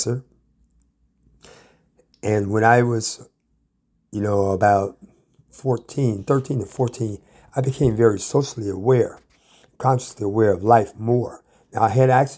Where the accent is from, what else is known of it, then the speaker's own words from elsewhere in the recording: Ann Arbor, Michigan, United States; I come from Ann Arbor, Michigan, the middle child of three children